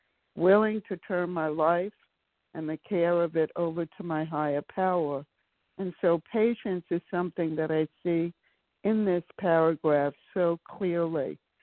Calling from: Maryland, United States; from Maryland.

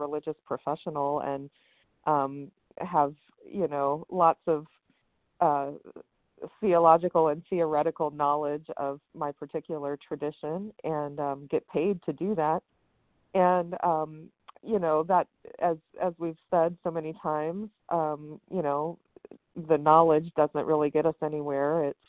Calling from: West Virginia, United States; I'm calling from West Virginia.

